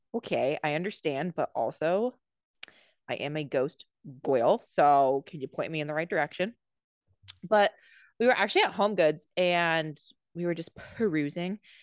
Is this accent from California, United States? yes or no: yes; California, United States; I grew up in California